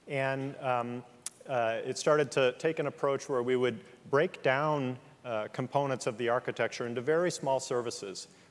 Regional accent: Midwest, United States; I'm a Midwesterner

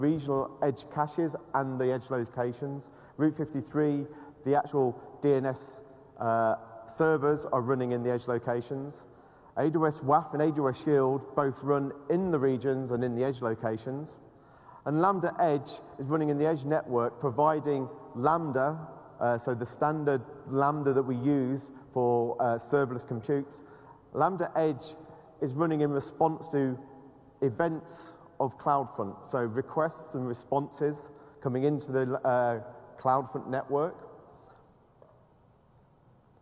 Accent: United Kingdom; I'm British

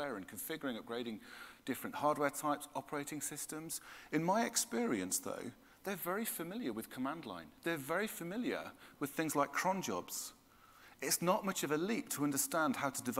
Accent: United Kingdom; I'm British

